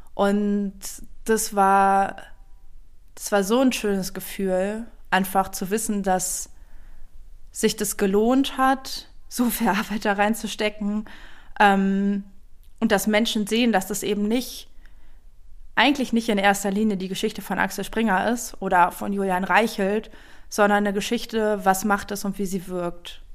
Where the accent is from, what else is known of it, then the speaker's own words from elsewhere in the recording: East Germany, Germany; ich komme aus Ostdeutschland